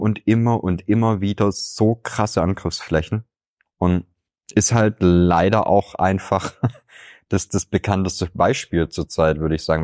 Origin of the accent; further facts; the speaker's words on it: Swabia, Germany; Ich könnte dir als Schwabe